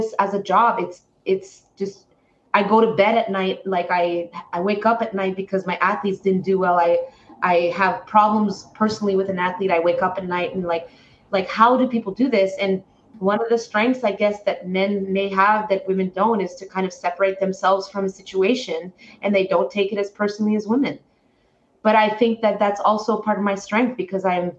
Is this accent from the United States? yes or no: no; Canada; I am a Canadian